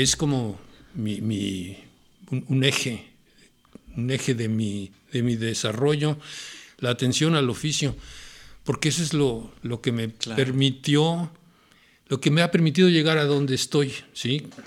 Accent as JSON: {"language": "Spanish", "region": "Mexico City", "country": "Mexico", "tie": "born or raised there", "said": "Yo nací en la Ciudad de México. Viví en la colonia Santa María la Ribera, un barrio, era un barrio eh, interesante, rico, de, vida social ¿no? muy popular."}